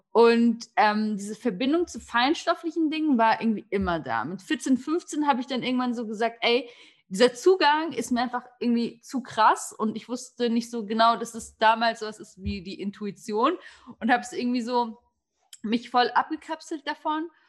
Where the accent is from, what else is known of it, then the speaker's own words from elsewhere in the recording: Turkey; ähm, ich bin damit aufgewachsen. Ähm, ich bin Türkin und in unserer Kultur, sage ich jetzt mal ganz salopp, ist es gar nicht so was Außergewöhnliches, sich mit Sternzeichen, Kaffeesalz etc. zu beschäftigen.